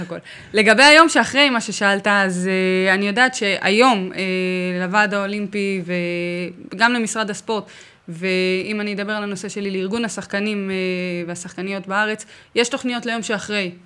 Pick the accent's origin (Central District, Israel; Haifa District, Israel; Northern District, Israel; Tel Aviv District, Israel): Tel Aviv District, Israel; Herzliya; אני במקור מהרצליה